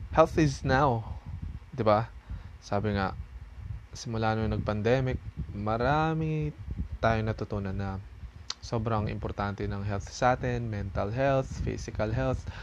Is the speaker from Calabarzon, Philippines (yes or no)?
yes; Laguna, Calabarzon, Philippines; moved away; umuwi ako ng ng ng province namin sa Laguna